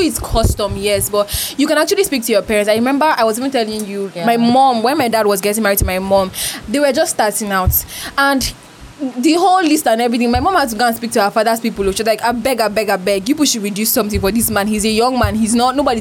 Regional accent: Cross River, Nigeria; He first asked me, where are you from? And then I said, Cross River City

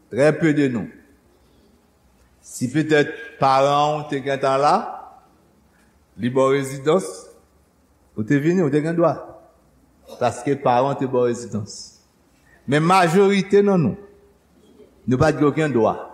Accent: Haiti; born or raised there; moved away

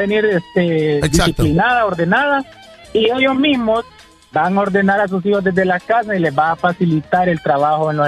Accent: Honduras; yo soy hondureño

